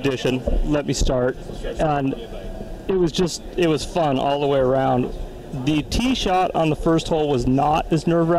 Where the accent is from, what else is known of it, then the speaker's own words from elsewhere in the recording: Billings, Montana, United States; I am from Billings, Montana.